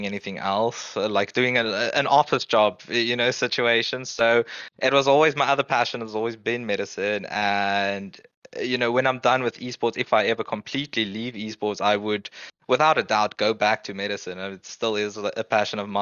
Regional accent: South Africa; moved away as an adult; growing up in South Africa

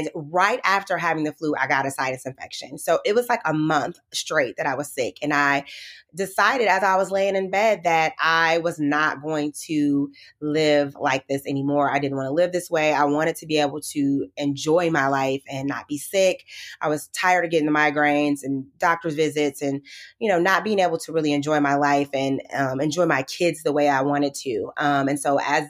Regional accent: Midwest, United States; And so I grew up in the Midwest. I'm from the Midwest.

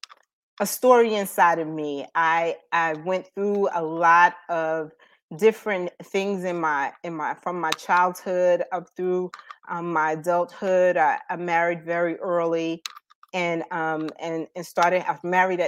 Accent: Paterson, New Jersey, United States; moved away as an adult; now in North Carolina, United States; I am an alumni of Eastside High School from Paterson, New Jersey. So that's where I'm originally from

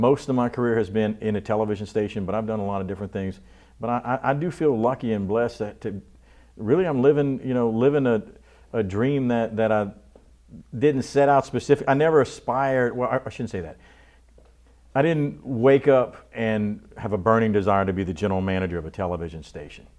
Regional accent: Abbeville, Louisiana, United States; also born or lived in Houma; we moved to Abbeville when I was a year and a half old

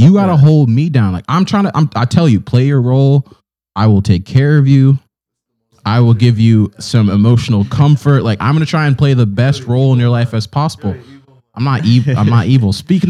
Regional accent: Nigeria; now in United States; we're both Nigerian, Efi.

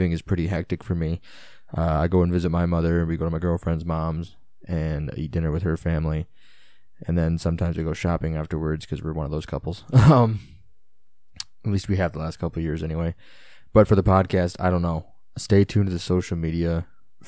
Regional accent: Illinois, United States; It's my neck of the woods. They're my stomping grounds. I'm from Illinois.

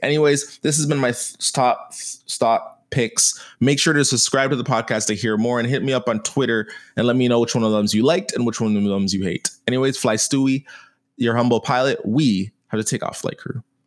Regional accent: Canada; I'm a Canadian

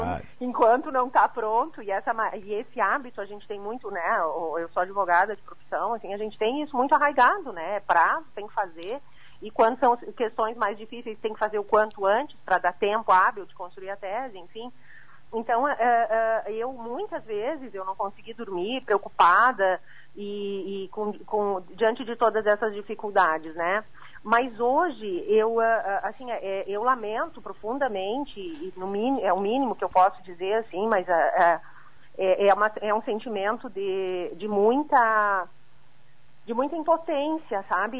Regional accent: Santa Catarina, Brazil; como catarinense

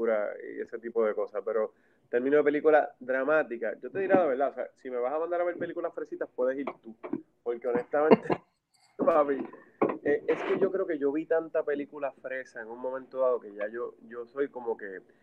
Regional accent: Puerto Rico; yo soy acá de Macao

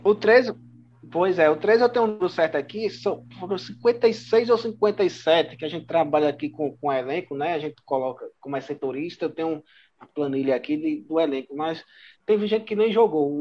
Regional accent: Bahia, Brazil; now in Campina Grande, Brazil; eu que sou da Bahia, nasci na Bahia, no interior da Bahia

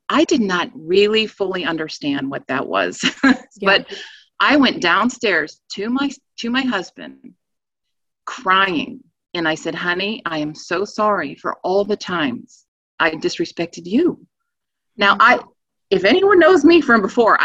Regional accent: East Coast, United States; moved away as an adult; now in Virginia, United States; we're originally from the East Coast.

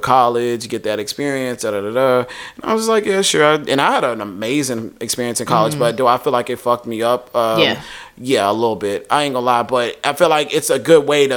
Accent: Waco, Texas, United States; moved away; It's not a bad place. It's just like, I grew up there. I was born and raised there.

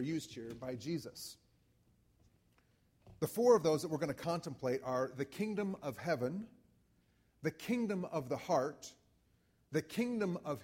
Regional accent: United States; as an American

